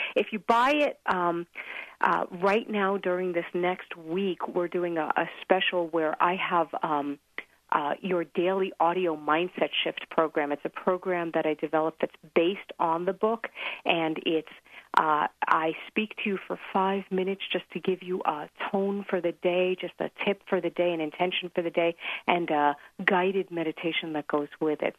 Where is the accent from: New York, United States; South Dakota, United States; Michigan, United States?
New York, United States; now in Colorado, United States; I'm from New York also